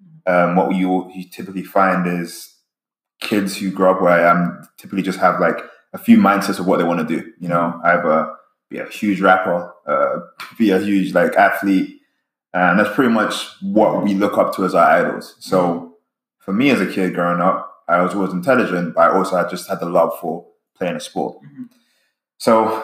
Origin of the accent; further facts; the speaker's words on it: London, United Kingdom; now in California, United States; I grew up in London, England, okay? And where I'm from, football, soccer is life.